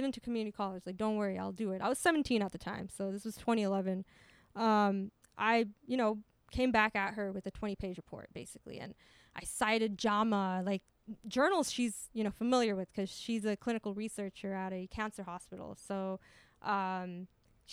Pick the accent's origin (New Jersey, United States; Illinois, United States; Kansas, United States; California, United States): California, United States; Pasadena; my hometown, Pasadena